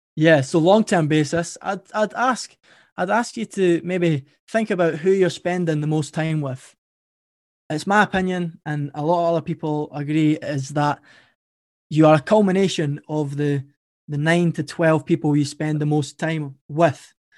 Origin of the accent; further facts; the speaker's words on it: Edinburgh, Scotland, United Kingdom; accent: Scottish; my story started in Edinburgh, Scotland. That's where I'm from. And I had a pretty good upbringing.